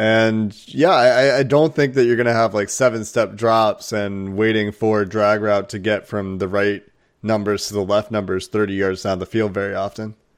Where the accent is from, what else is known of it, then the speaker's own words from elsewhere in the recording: Cincinnati, Ohio, United States; also born or lived in Chicago; I grew up in Cincinnati. I lived in Cincinnati since I was two weeks old